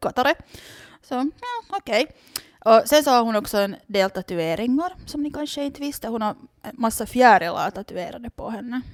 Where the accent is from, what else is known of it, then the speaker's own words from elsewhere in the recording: Loviisa, Uusimaa, Finland; jag är ju från Lovisa så jag är liksom helt uppvuxen med det här